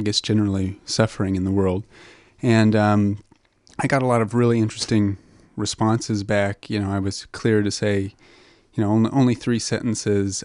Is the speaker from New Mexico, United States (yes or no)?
yes; Albuquerque, New Mexico, United States; moved away; I'm from Albuquerque, New Mexico, originally